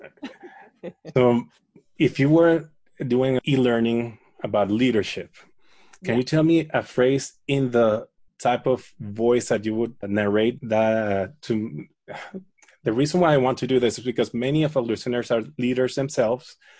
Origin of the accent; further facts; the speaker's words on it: Caracas, Capital District, Venezuela; I grew up in Caracas